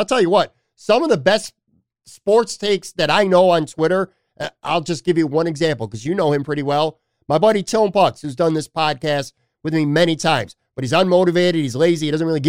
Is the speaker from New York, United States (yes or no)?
yes; New York, United States; I'm a New Yorker.